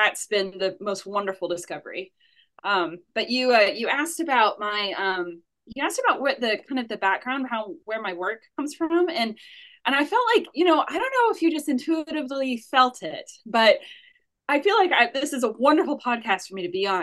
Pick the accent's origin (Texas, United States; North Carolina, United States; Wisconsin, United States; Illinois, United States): North Carolina, United States; Asheville; also born or lived in New York City / United Kingdom; I'm from Asheville, North Carolina, as you said. I grew up here